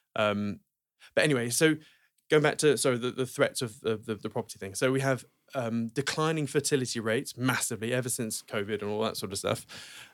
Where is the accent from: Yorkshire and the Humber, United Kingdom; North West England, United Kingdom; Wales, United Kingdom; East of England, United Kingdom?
East of England, United Kingdom; Norwich; Norwich, okay? Um, where I'm from